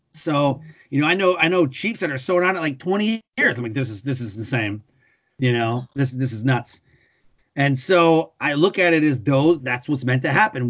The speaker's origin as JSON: {"language": "English", "town": "Detroit", "region": "Michigan", "country": "United States", "tie": "born or raised there", "also_born_or_lived": "North Carolina", "moved": "yes", "said": "I grew up in Detroit around cars."}